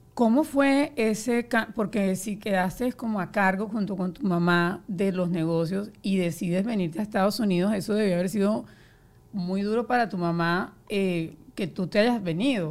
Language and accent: Spanish; Colombia; yo soy colombiana también